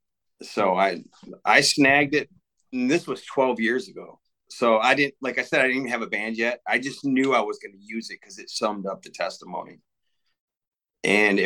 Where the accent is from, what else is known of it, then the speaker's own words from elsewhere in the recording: Davison, Michigan, United States; I'm from Davison. I grew up in Davison, and I've been in the area all my life.